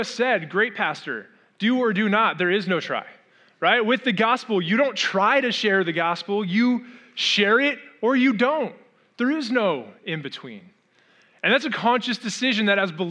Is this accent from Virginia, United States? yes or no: no; Orange County, Southern California, United States; moved away as an adult; also born or lived in Arizona; I grew up in Orange County and I left Orange County, Southern California, to move to Arizona